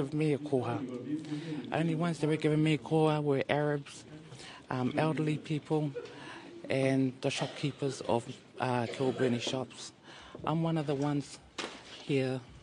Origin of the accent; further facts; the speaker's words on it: Auckland, New Zealand; now in Wellington, New Zealand; I'm from South Auckland, Māngere